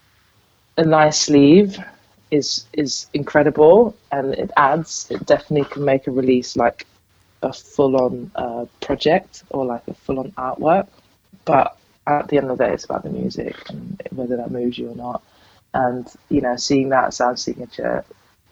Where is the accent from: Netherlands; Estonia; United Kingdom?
Netherlands; Amsterdam, North Holland; moved away; I'm originally from Amsterdam